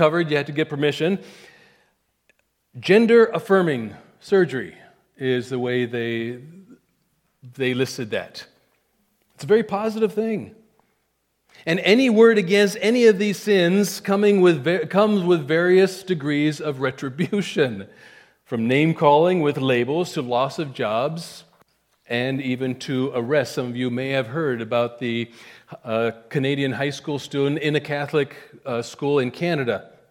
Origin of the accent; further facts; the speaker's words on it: India; moved away as an adult; I was a kid from India.